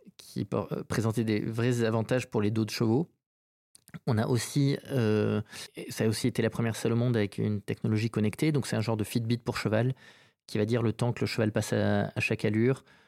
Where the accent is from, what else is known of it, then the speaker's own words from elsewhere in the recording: Saint-Jean-de-Luz, Nouvelle-Aquitaine, France; moved away as an adult; also born or lived in Bayonne / Paris / New York; je suis né à Bayonne et j'ai vécu toute mon enfance à Saint-Jean-de-Luz